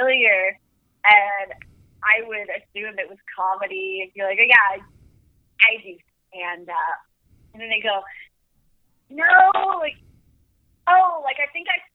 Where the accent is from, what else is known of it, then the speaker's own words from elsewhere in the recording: Asheville, North Carolina, United States; moved away as an adult; also born or lived in Wilmington, North Carolina; now in Portland, United States; I grew up in Asheville, North Carolina.